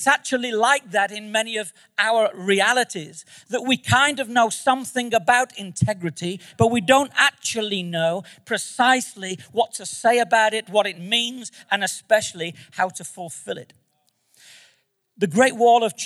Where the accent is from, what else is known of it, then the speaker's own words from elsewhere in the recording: Manchester, North West England, United Kingdom; moved away; I'm from Manchester, England